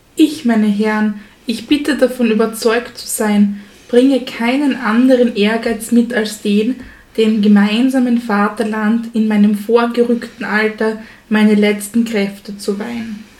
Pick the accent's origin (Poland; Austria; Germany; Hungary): Austria; Styria; wir als Steirer